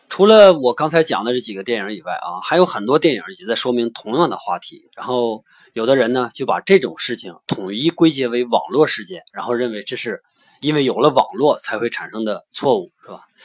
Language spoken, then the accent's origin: Chinese; China; 那换到我们中国呢？